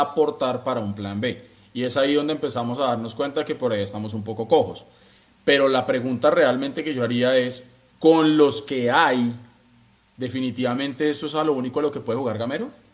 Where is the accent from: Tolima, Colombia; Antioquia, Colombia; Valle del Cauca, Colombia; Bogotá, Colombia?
Bogotá, Colombia; moved away; como buen rolo